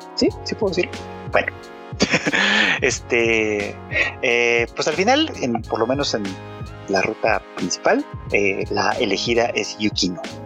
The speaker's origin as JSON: {"language": "Spanish", "country": "Mexico"}